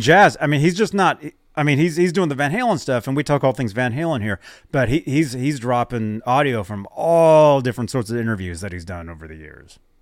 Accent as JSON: {"language": "English", "town": "Phoenix", "region": "Arizona", "country": "United States", "tie": "born or raised there", "said": "I grew up in Phoenix."}